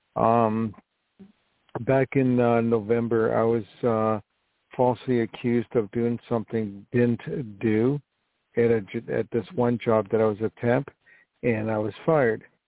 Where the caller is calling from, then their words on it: New York, United States; I'm calling from New York